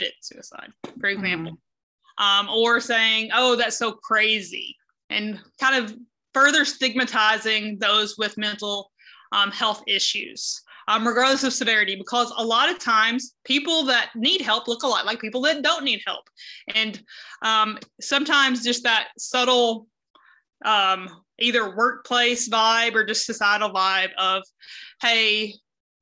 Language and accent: English; the South, United States; moved away as an adult; now in Cedar Rapids, United States; I am originally from the South